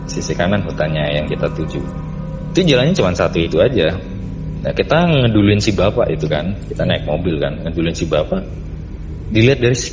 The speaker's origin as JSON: {"language": "Indonesian", "town": "Yogyakarta", "region": "Special Region of Yogyakarta", "country": "Indonesia", "tie": "born or raised there", "said": "waktu kecil tuh gue tinggal di Jogja"}